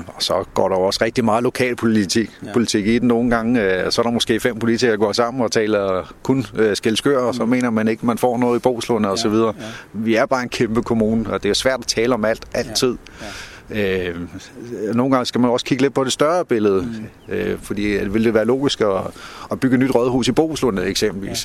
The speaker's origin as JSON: {"language": "Danish", "town": "Korsør", "region": "Zealand", "country": "Denmark", "tie": "born or raised there", "said": "da jeg voksede op i Korsør, havde vi jo lægernes hus"}